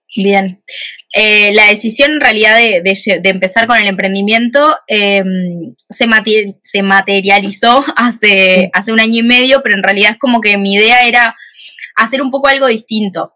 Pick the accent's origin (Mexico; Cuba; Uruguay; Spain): Uruguay; Montevideo; soy de Uruguay, de Montevideo